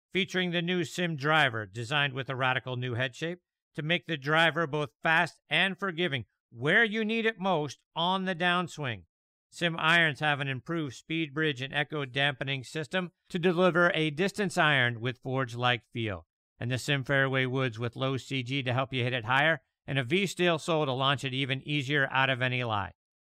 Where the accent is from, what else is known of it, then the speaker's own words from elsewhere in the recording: Pittsburgh, Pennsylvania, United States; my hometown of Pittsburgh, Pennsylvania.